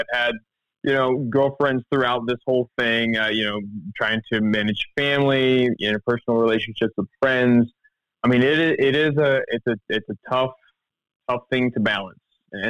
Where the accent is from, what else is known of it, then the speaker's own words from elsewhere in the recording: Missouri, United States; because I grew up in the Ozarks in Missouri. So I'd talk about the skeleton trees in a Missouri winter just crackling in the wind.